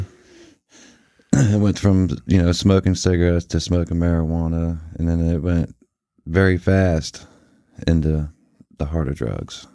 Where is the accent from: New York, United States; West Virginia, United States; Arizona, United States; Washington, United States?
West Virginia, United States; Martinsburg; we made friends with the kids around the neighborhood once we did finally settle down in Martinsburg